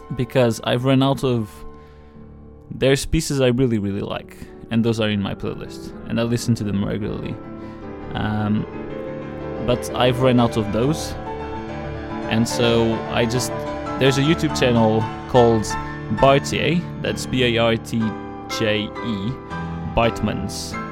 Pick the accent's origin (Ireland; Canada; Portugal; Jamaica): Portugal; I'm from Portugal